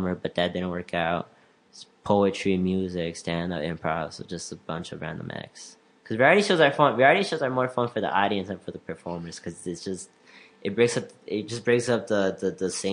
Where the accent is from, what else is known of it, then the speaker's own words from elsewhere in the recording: Elgin, Illinois, United States; I'm from Elgin, and a lot of people that I know, and I just want to see certain people from Elgin, like from my high school and college